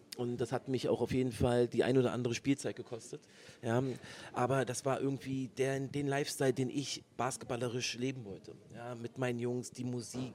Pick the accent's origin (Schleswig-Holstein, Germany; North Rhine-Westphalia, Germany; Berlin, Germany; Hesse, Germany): Berlin, Germany; Berlin ist the place to be, ist meine Heimat